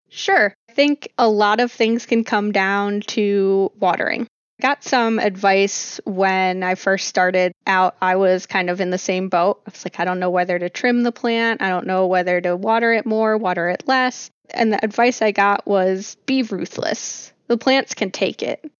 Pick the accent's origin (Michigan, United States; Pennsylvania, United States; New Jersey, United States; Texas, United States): New Jersey, United States; I grew up in South Jersey, and I grew up hanging out in the pine barrens